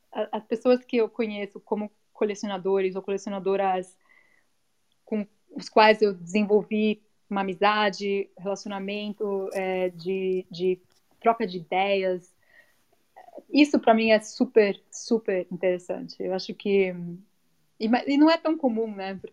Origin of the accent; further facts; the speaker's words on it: United States; born there; eu nasci aqui, {S1} né, nos Estados Unidos, porque eles vieram uma bolsa da, da USP estudar aqui por um tempo e eu fui um acidente.